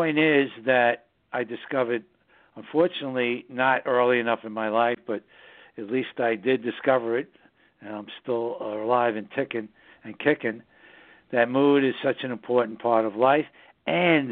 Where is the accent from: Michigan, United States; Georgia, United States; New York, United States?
New York, United States; New York City; now in southern Hudson Valley, United States; New York City, my hometown